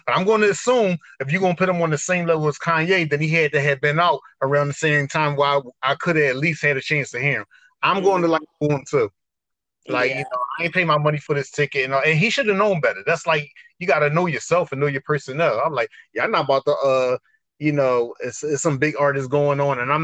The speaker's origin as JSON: {"language": "English", "town": "Philadelphia", "region": "Pennsylvania", "country": "United States", "said": "I'm from Philadelphia"}